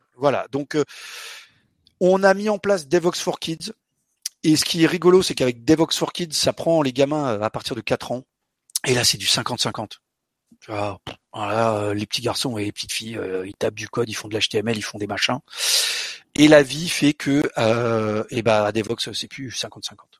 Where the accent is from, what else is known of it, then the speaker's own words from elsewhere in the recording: Portugal; also born or lived in London, United Kingdom / Paris, France; je suis portugais. Là, je vous parle en français, grâce à mon bubble fish, mais je suis portugais. À la maison, on parle portugais